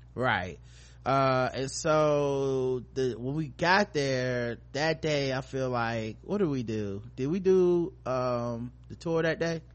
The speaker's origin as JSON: {"language": "English", "region": "North Carolina", "country": "United States", "said": "we from North Carolina"}